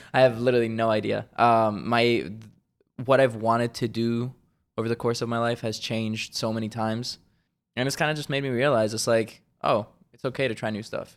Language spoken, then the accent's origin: English; Switzerland; moved away; originally, I'm from Switzerland, born and raised